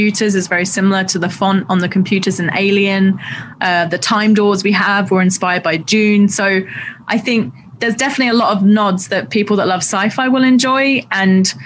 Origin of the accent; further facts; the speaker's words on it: London, United Kingdom; I grew up in Southeast London